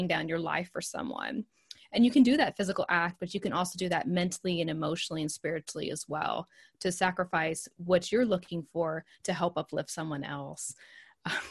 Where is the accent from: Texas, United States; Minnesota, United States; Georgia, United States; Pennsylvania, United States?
Texas, United States; accent: Southern; I'm from Texas.